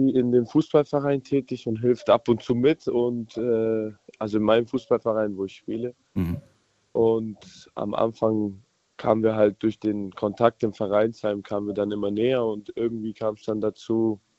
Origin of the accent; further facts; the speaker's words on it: Spaichingen, Baden-Württemberg, Germany; ich bin aus Speichingen.